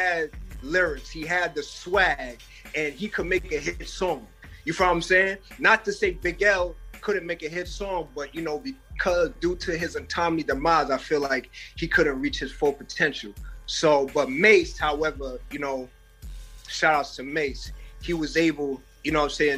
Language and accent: English; New York City, New York, United States; I'm from Uptown, South Bronx